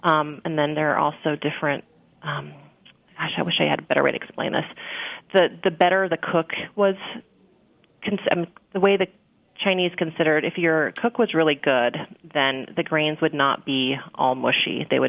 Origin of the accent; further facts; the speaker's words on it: Scotland, United Kingdom; oatmeal, of course, and being Scottish, it's almost a Scottish national dish.